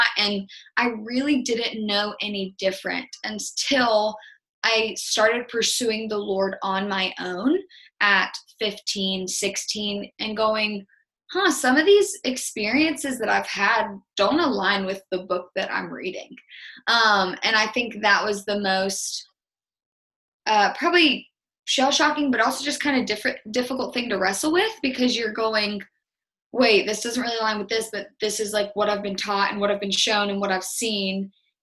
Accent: North Carolina, United States; we're from North Carolina

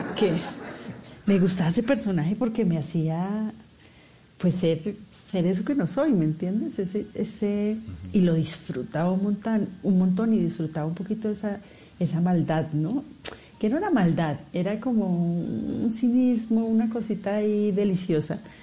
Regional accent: Colombia; accent: Colombian; also born or lived in Mexico

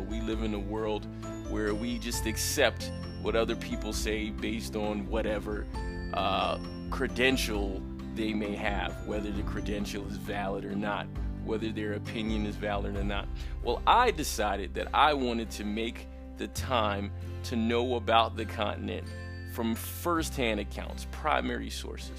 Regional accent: United States; moved away as an adult; now in Colombia; I'm I'm an American, right? My father's Jamaican

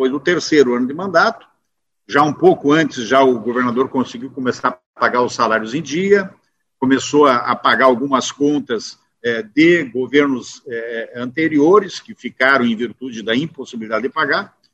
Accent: Canoas, Rio Grande do Sul, Brazil; É, eu sou um deputado da região metropolitana, sou oriundo de Canoas. Hoje eu tenho dupla cidadania, sou doble chapa, moro em Canoas e Santo Antônio da Patrulha.

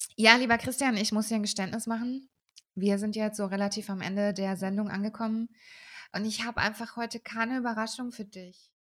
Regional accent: Würzburg, Bavaria, Germany; aber ich bin ja in der Sanderau aufgewachsen

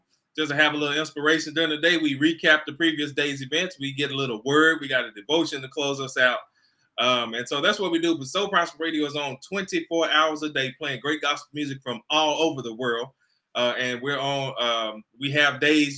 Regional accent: Fort Worth, Texas, United States; I'm born and raised in Fort Worth, Texas. I live here now.

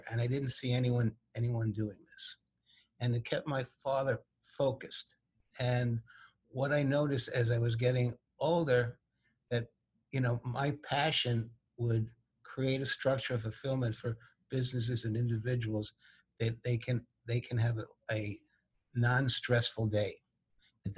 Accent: New York City, New York, United States; I grew up in New York City

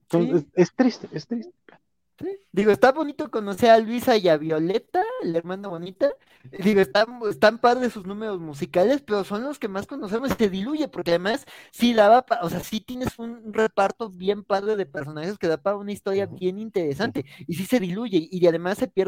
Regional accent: Mexico; a mí también como, como mexicano me resonó

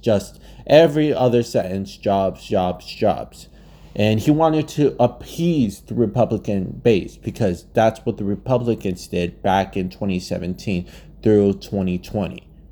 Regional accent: Arizona, United States; my home state of Arizona

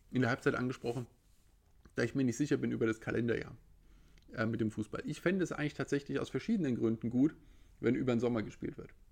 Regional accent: Frankfurt, Hesse, Germany; Ich als Frankfurter spreche da als quasi äh, Nutznießer der Situation.

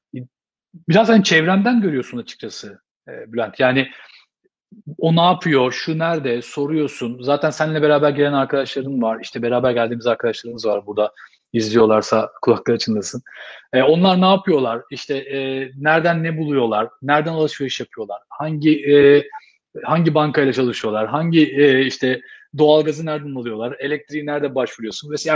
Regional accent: Istanbul, Turkey; moved away as an adult; now in Dublin, Ireland; Yani ben otuz üç yaşında geldim, e, Dublin'e. otuz üç sene, e, İstanbul'da yaşadım ben. Yani hani, e, İstanbul dışında yaşama tecrübem yoktu.

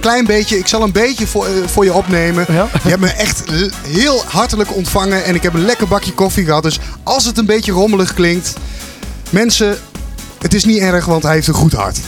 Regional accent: Didam, Gelderland, Netherlands; Ik kom uit het pittoreske Didam. dat ligt aan, aan de Duitse grens

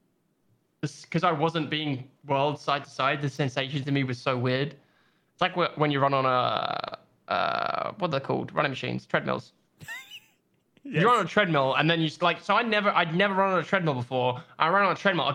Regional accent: London, United Kingdom; accent: British; sitting in my house in the little outskirts of London.

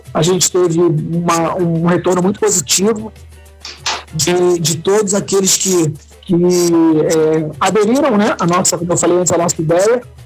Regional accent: Rio Grande do Sul, Brazil; aqui no nosso estado

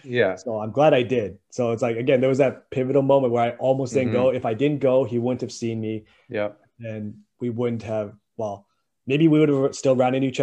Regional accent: Winnipeg, Manitoba, Canada; I'm just somebody from Winnipeg, right?

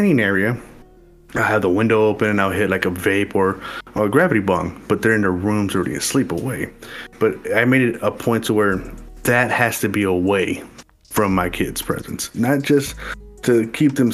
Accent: Los Angeles, California, United States; as a younger kid growing up in North Hollywood

